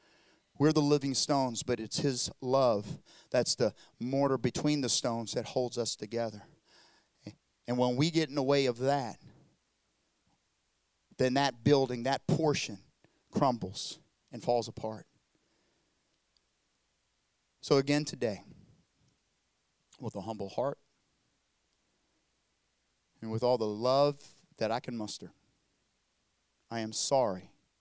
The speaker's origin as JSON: {"language": "English", "country": "South Korea", "accent": "southern", "said": "Those that don't know, I know my southern accent. You're thinking, what's he talking about? I'm from South Korea."}